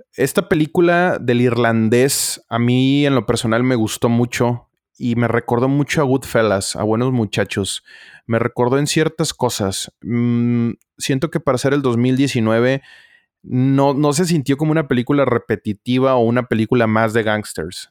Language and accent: Spanish; Mexico; nosotros como mexicanos